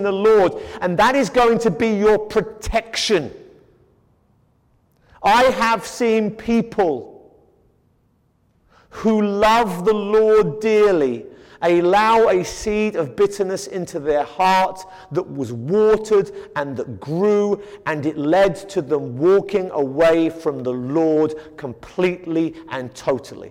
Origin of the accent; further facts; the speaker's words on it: United Kingdom; moved away; I come from Britain, and we have the classic British stiff upper lip